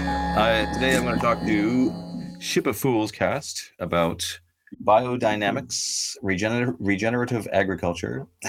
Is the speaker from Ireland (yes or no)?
yes; Ireland; I'm Irish, I'm living in Ireland